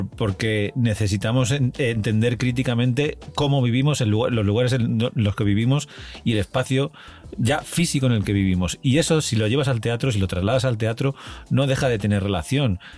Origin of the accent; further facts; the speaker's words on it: Valencian Community, Spain; moved away as an adult; now in Madrid, Spain; en mi pueblo, en un pueblo chiquitillo de la provincia de Alicante